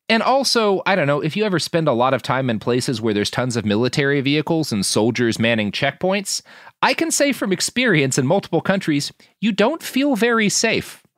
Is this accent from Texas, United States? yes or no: yes; Texas, United States; born or raised there